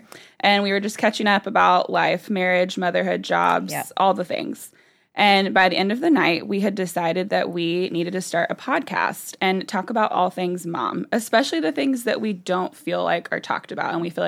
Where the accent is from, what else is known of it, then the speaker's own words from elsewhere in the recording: Anderson, South Carolina, United States; now in Greenville, United States; I'm originally from Anderson, South Carolina. After a few moves, my husband, Neil, and I have landed here in Greenville, South Carolina